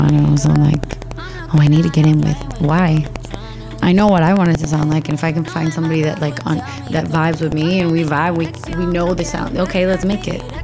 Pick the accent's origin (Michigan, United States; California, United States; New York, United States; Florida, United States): Florida, United States; Miami; growing up in the states and growing up in Miami